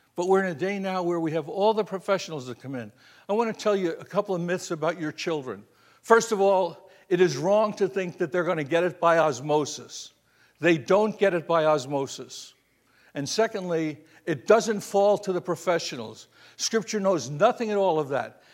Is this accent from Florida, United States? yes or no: yes; Florida, United States; I'm from Florida. It's a little different there